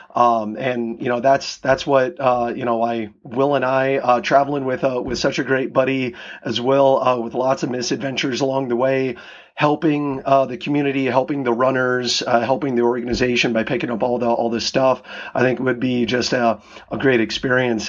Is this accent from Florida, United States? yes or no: no; Iowa, United States; now in Seattle, United States; I grew up in Iowa and moving out here to Washington